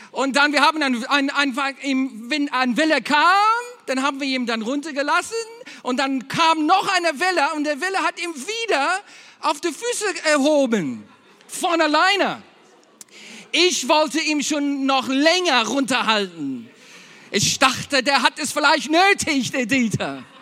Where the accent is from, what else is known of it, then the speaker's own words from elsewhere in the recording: Berlin, Germany; Eigentlich aus Berlin